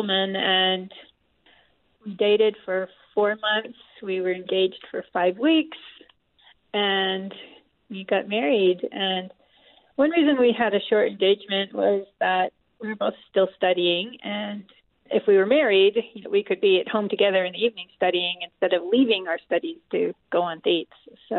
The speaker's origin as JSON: {"language": "English", "region": "Massachusetts", "country": "United States", "tie": "born or raised there", "also_born_or_lived": "Columbus, Ohio", "moved": "as an adult", "said": "I was born and raised in Massachusetts"}